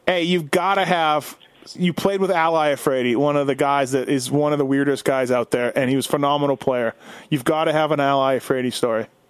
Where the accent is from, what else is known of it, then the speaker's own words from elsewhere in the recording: Winnipeg, Manitoba, Canada; I grew up in Winnipeg